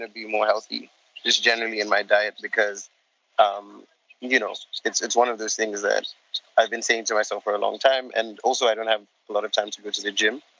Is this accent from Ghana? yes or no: yes; Ghana; also born or lived in Gambia; I'm from the smallest country on the African continent uh, called Gambia. It's the, the Gambia. And um, I am also sort of, I grew up in Ghana for a large period of my life. So Ghana is sort of my second home, and that's where I live at the moment